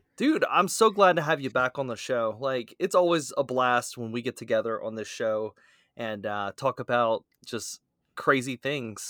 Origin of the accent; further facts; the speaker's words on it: South Louisiana, United States; accent: Cajun; that's my Cajun coming out, I'm from South Louisiana after all